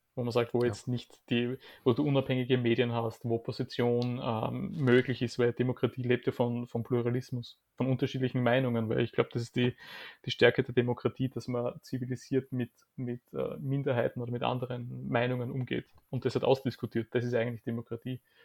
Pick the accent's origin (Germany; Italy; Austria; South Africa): Austria; Graz, Styria; now in Vienna, Austria; Graz, meine Heimatstadt